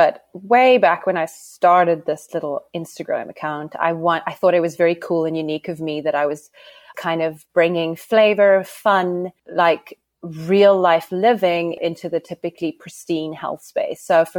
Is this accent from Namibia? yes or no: yes; Namibia; accent: South African; I'm Namibian. I'm Namibian, but I have what you would call a South African accent, because I don't think you know many people from Namibia.